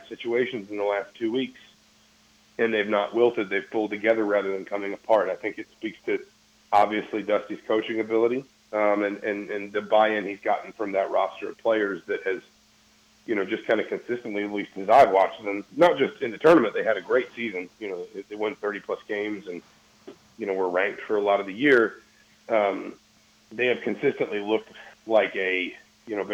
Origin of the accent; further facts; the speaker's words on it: Georgia, United States; now in Indiana, United States; I grew up in Georgia